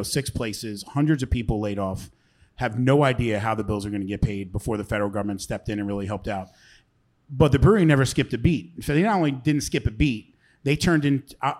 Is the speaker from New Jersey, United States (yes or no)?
yes; New Jersey, United States; now in Delaware, United States; I grew up in South Jersey, and when I moved to Delaware